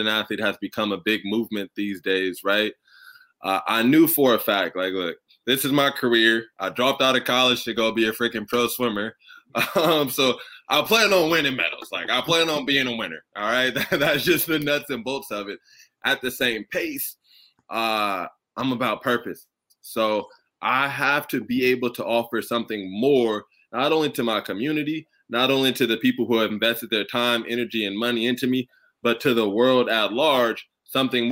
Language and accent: English; Southern California, United States; I was born and raised in Southern California